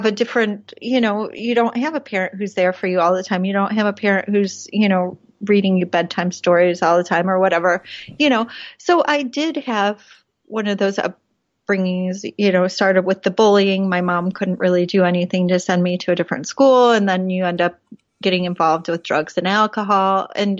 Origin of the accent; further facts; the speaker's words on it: Chicago, Illinois, United States; moved away as an adult; now in Vienna, Austria; I grew up a little bit outside of Chicago